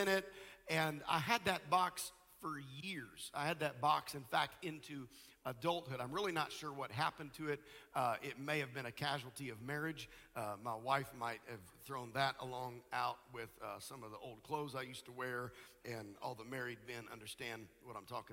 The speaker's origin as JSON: {"language": "English", "region": "Nebraska", "country": "United States", "tie": "born or raised there", "said": "I grew up in Nebraska"}